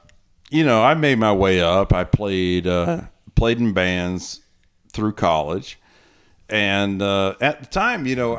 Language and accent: English; Greenville, North Carolina, United States; moved away as an adult; also born or lived in Kansas City / Charlotte; my hometown, Greenville, North Carolina